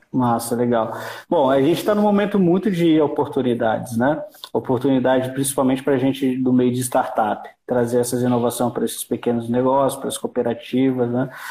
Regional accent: Brazil; aqui no Brasil

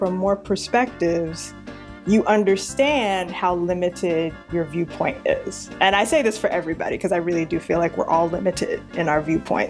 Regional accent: New York City, New York, United States; I am born and raised in New York City, partially Long Island for the first 8 years, and then transient being of Queens for the next 30 semi years.

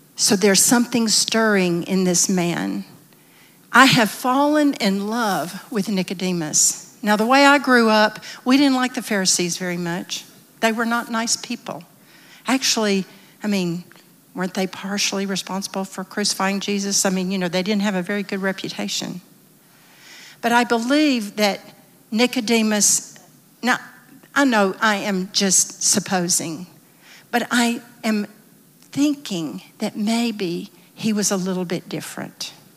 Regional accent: the South, United States; I'm from the South. Most everyone in my little town went to some church or another

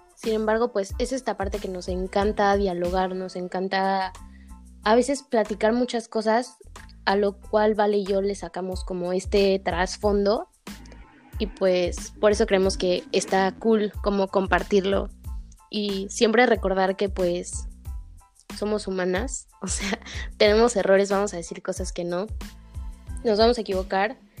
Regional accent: State of Mexico, Mexico; soy de Ciudad de México, bueno, en realidad de Estado de México

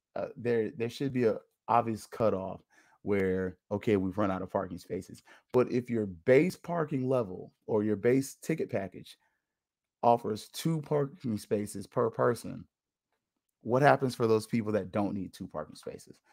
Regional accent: Tallahassee, Florida, United States; moved away; I don't live in Tallahassee anymore. I'm from Tallahassee, but my parents are still up there

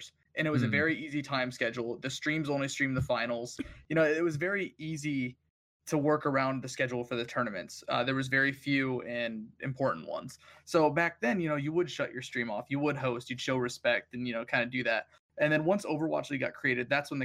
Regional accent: United States; we're so self-absorbed as a country in America

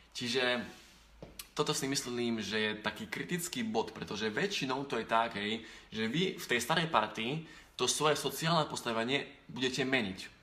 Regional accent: eastern Slovakia, Slovakia; pre nás východňarov

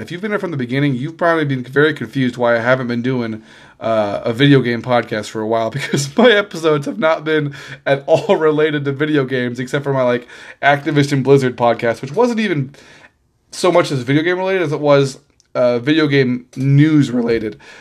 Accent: Missouri, United States; I was born in Missouri

